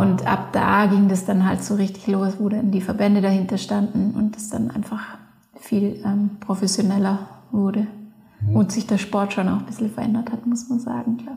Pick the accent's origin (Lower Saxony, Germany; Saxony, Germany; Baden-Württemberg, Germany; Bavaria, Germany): Baden-Württemberg, Germany; Leutkirch im Allgäu; moved away as an adult; also born or lived in Innsbruck, Austria; now in Patsch, Austria; Ich komme aus Leutkirch im Allgäu ähm, und bin jetzt aber schon, glaube ich, 18 Jahre in Innsbruck